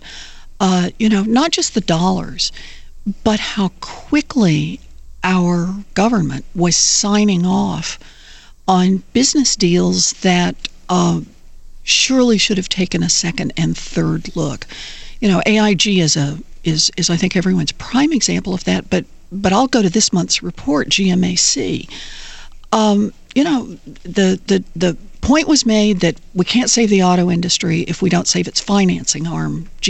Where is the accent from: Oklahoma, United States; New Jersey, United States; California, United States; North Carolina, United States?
Oklahoma, United States; I grew up in Oklahoma